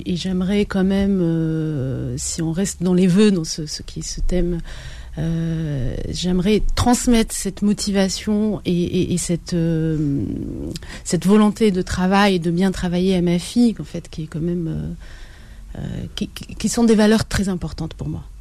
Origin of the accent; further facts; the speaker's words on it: Biskra, Biskra Province, Algeria; moved away as an adult; now in France; Algérie, à Biskra, parce que je suis originaire de Biskra